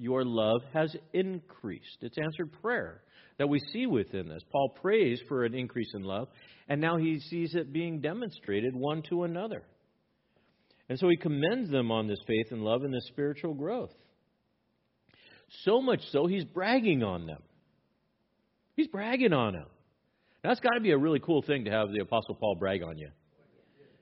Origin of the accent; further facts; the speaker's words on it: Los Angeles, California, United States; I grew up in East Los Angeles